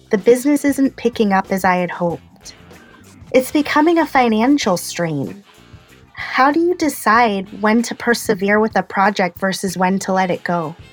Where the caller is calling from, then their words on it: Fresno, California, United States; from Fresno, California, and I've dedicated the past year to building an online store specializing in fashion badges, patches, and stickers.